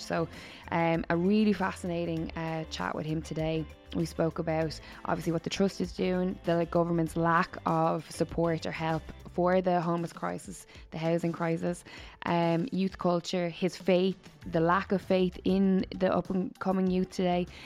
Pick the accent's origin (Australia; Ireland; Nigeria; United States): Ireland; Waterford, Munster; I grew up in Waterford